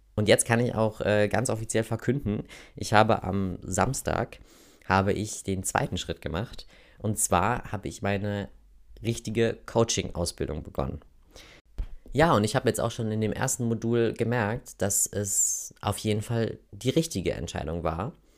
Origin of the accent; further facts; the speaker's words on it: Oberhausen, North Rhine-Westphalia, Germany; accent: Ruhrpott (Dat und Watt); moved away as an adult; also born or lived in Germersheim; Ich bin in Oberhausen geboren, im Kohlepott, wie man so schön sagt. Ich glaube, das merkt ihr auch manchmal an meinem, wenn ich so voll am Quatschen bin, dass da mal so zwischendurch so ein Dat und Watt ähm, durchkommt.